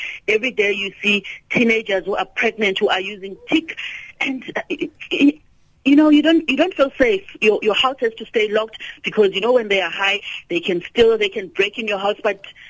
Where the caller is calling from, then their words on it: Western Cape, South Africa; I'm calling from the Western Cape.